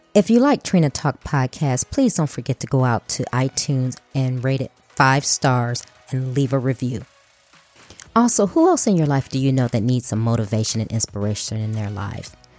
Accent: Chicago, Illinois, United States; now in Houston, United States; we were both from Chicago, and I said the same thing when I moved to Houston

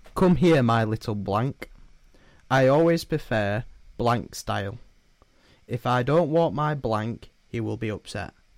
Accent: Yorkshire and the Humber, United Kingdom; I'm a Yorkshireman

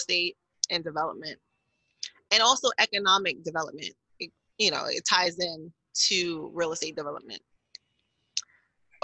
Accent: Newark, New Jersey, United States; I grew up in Newark, went to high school in Newark.

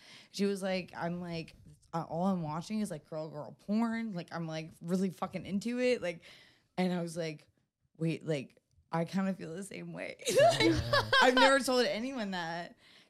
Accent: the South, United States; I mean, but growing up in the South, like, I, like, in my diary, like, growing up

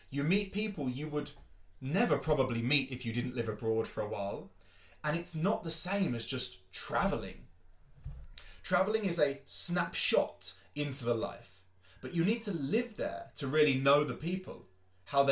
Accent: London, United Kingdom; moved away as an adult; also born or lived in Spain; now in Germany; I am from London, England. I was born and raised there

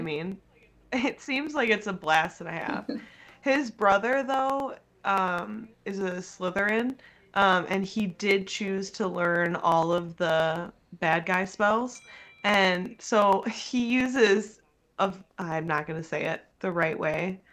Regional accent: United States; we're from America

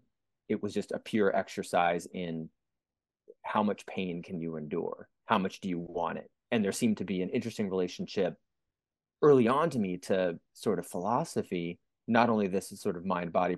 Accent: San Francisco Bay Area, California, United States; I grew up in the San Francisco Bay Area in the late 80s, 1990s

